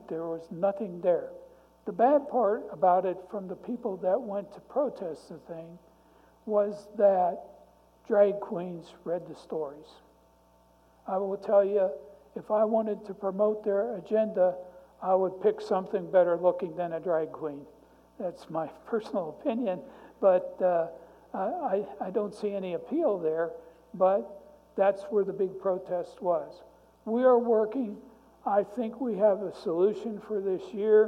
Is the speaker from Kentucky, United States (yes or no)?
no; Youngstown, Ohio, United States; now in McPherson, United States; I grew up in Youngstown, Ohio, 3 blocks from a steel mill